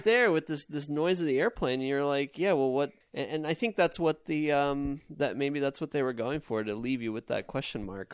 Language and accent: English; Long Island, New York, United States; I grew up on Long Island